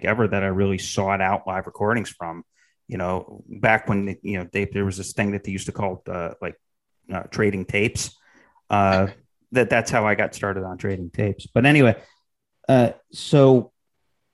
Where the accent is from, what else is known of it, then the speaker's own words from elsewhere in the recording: Syracuse, New York, United States; I'm from Syracuse, New York